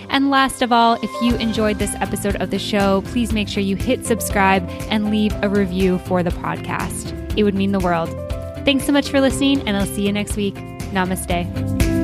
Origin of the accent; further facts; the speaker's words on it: Canada; being Canadian